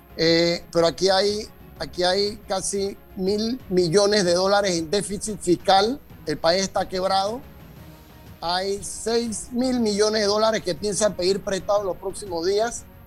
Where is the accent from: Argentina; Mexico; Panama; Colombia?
Panama; nosotros como panameños, como sociedad